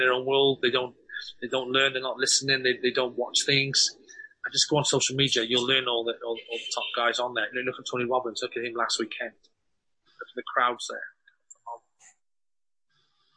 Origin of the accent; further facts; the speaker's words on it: Cardiff, Wales, United Kingdom; We're from Cardiff